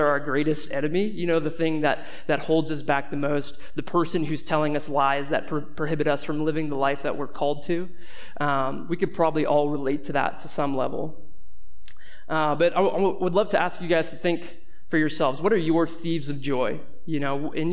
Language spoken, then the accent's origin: English; Boston, Massachusetts, United States; now in Boulder, United States; I grew up in Boston, and now I'm living here in Boulder